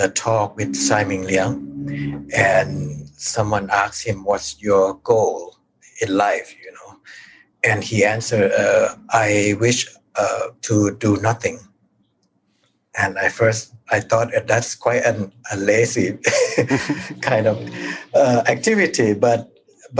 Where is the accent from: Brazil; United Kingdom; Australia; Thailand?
Thailand; born or raised there